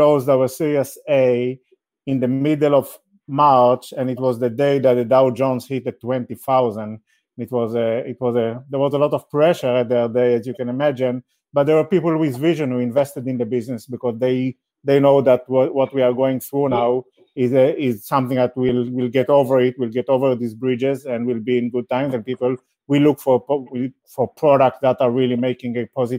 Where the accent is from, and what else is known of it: Israel